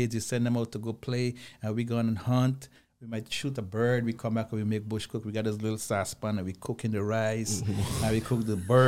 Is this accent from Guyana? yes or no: yes; Guyana; moved away; I'm originally from Guyana, South America